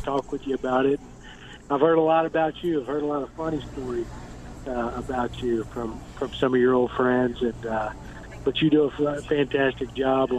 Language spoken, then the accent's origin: English; East Texas, United States; moved away as an adult; also born or lived in Mississippi; I'm from East Texas originally, and so I was a high school coach's son